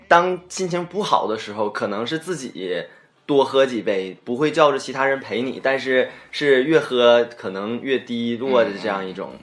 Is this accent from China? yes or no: yes; Northeast China, China; 因为我也是土生土长东北人嘛